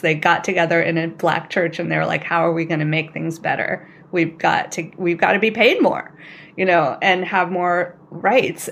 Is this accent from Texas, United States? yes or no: no; California, United States; I'm also from California. I grew up in, some of the schools that I went to were minority white